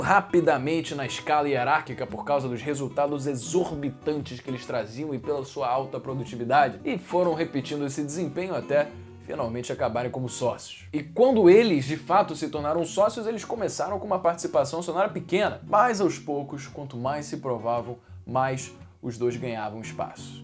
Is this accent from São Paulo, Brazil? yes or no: no; Rio de Janeiro, Brazil; minha cidade natal, Rio de Janeiro